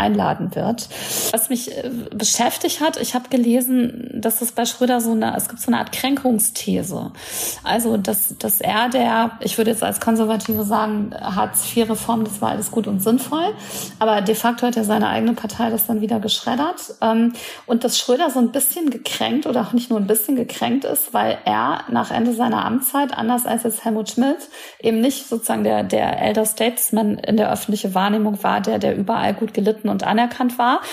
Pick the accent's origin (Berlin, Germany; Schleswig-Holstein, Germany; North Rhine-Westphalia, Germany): North Rhine-Westphalia, Germany; near the Ruhr area; ich komme aus NRW, also ich kenne das mhm. ganz gut. Ich komme auch aus der Nähe des Ruhrgebiets